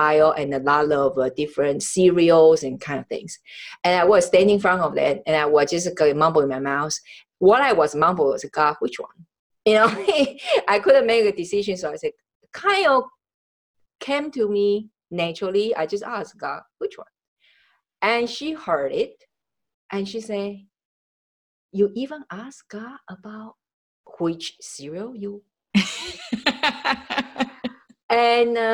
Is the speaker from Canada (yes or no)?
no; Taiwan; now in United States; I was born in Taiwan